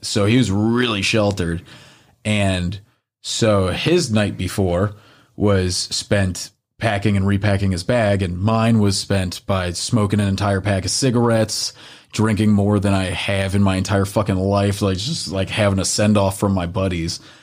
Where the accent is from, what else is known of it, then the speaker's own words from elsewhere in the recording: the North, Northern United States, United States; being a Northerner